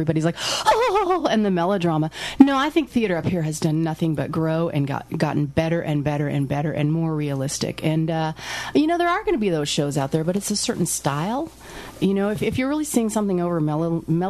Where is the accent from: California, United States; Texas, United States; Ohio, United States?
California, United States; Arcata; I'm from Arcata